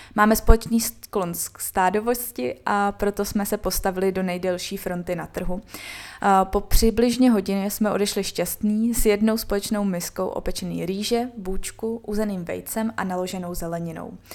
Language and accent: Czech; Bohemia, Czechia; jsme z Čech